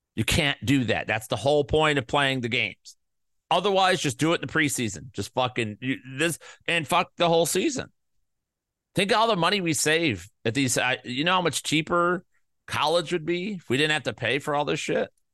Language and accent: English; Midwest, United States; I'm from the Midwest.